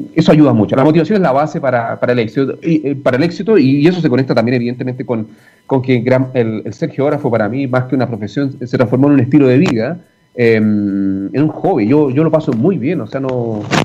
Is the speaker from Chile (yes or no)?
yes; Arica, Arica y Parinacota, Chile; moved away as an adult; now in Santiago, Chile; nací en Arica, me tocó en Arica y, disfruté al máximo esa experiencia